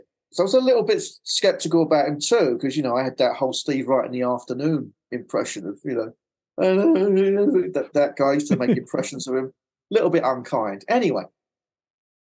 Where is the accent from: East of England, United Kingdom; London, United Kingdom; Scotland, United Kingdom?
London, United Kingdom; accent: Cockney; moved away as an adult; now in Los Angeles, United States; I'm like a Cockney boy from London